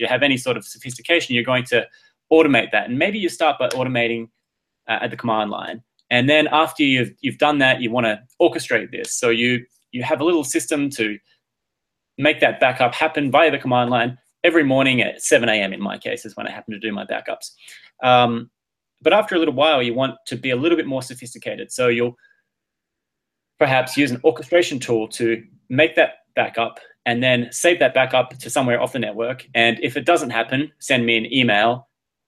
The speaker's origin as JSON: {"language": "English", "town": "Adelaide", "region": "South Australia", "country": "Australia", "moved": "yes", "lives_now": "Boston, United States", "said": "I'm from a town called Adelaide, the capital of South Australia, which is a state in Australia"}